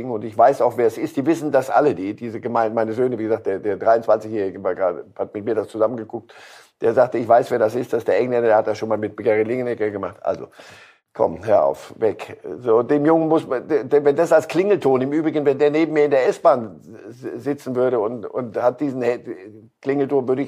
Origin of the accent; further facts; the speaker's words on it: Switzerland; Ähm, die Schweiz, als Schweizer Staatsbürger kann ich Ihnen sagen, äh, nichts ist den Schweizern lieber, als dem nördlichen Großkanton mal eine überzuziehen.